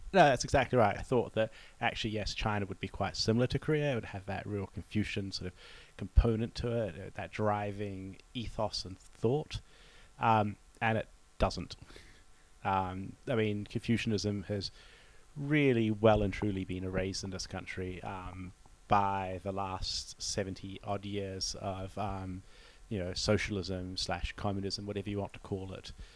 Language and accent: English; New Zealand; moved away; as a New Zealander